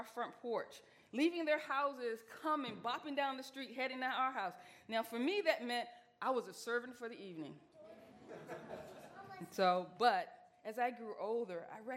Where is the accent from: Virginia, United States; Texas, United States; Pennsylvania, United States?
Virginia, United States; Portsmouth; I grew up in Portsmouth, Virginia.